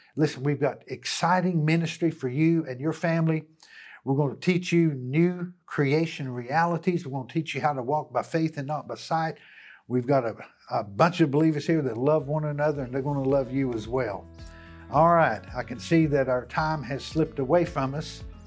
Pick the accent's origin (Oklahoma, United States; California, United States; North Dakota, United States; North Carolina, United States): North Carolina, United States; Hickory; back to my hometown. And, uh, and here I am in the city of Hickory